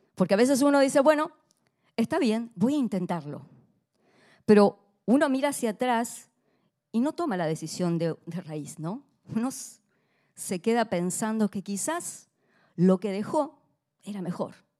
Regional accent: Argentina; como argentina

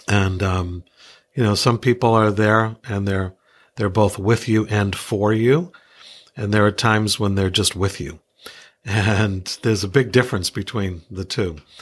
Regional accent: New England, United States; also born or lived in Iowa; I grew up here in New England

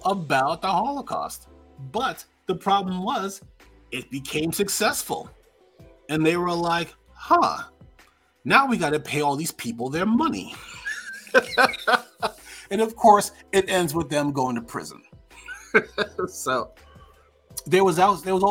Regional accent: New York, United States; I'm from New York

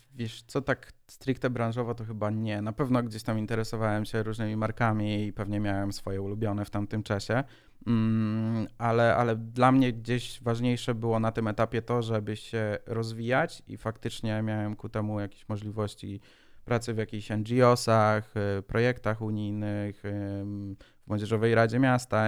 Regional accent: Szczecin, West Pomeranian Voivodeship, Poland; Jestem ze Szczecina

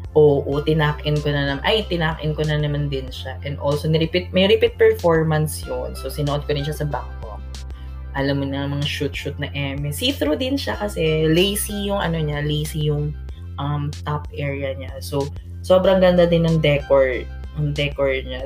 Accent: Philippines; super proud ako as a Filipino and sa Filipino language

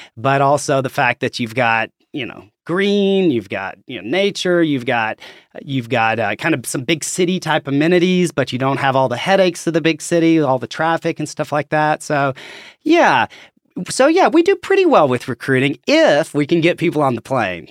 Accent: Conway, Arkansas, United States; I'm from, as you can probably tell from my accent, I'm from Arkansas, uh, from Conway originally.

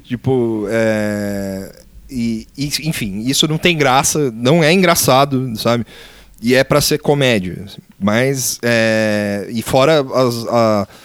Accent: Brazil; A gente como brasileiro

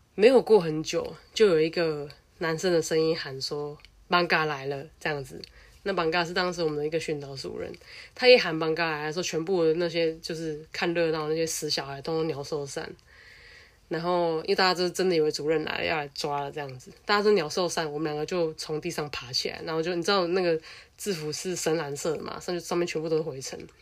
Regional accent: Taiwan; 我自己在乡下长大

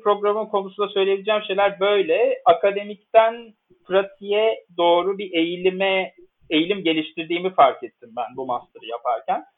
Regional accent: Istanbul, Turkey; moved away as an adult; also born or lived in Leipzig, Germany / Vienna, Austria; now in Bonn, Germany

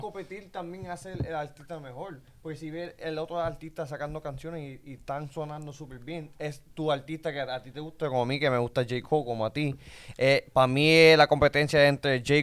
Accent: Puerto Rico; nosotros somos puertorriqueños

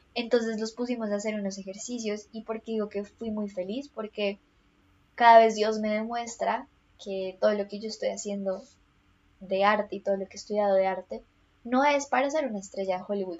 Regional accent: Colombia; soy colombiana, entonces todo esto pasó en contexto colombiano

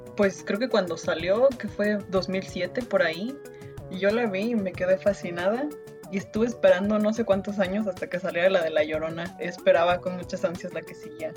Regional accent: Mexico

